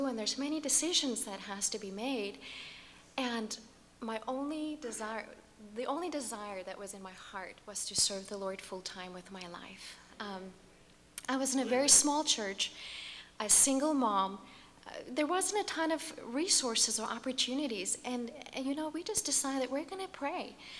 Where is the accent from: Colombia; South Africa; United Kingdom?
South Africa; accent: American; now in United States; Born and raised in South Africa, and there was not any point in my life before I met Kevin that I thought I would marry an American, much less come to America and develop this American accent and all